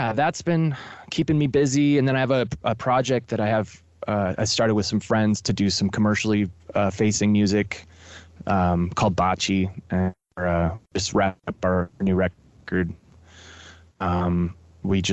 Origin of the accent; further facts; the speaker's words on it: Chico, California, United States; moved away as an adult; also born or lived in San Luis Obispo; I was born and raised in Chico